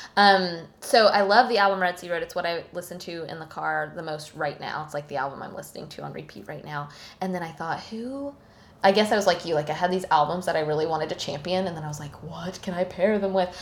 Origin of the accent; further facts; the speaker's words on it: Tallahassee, Florida, United States; now in Thomasville, United States; nearby Tallahassee, Florida. Mm-hmm my hometown